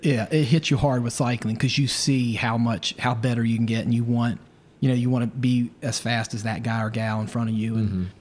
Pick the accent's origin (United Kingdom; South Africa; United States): United States; Roanoke, Virginia; moved away; also born or lived in Chapel Hill, North Carolina; I grew up in Roanoke, so I know some of the roads